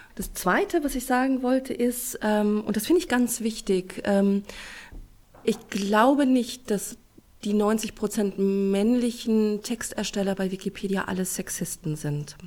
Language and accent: German; Celle, Lower Saxony, Germany; Ich komme aus Celle